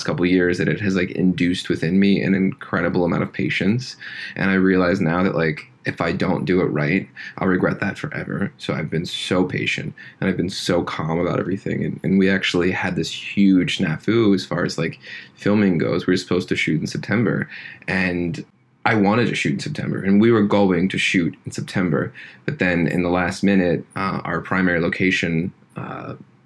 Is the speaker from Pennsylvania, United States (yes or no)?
yes; Deer Lakes, Pennsylvania, United States; moved away; my hometown, which is Deer Lakes, Pennsylvania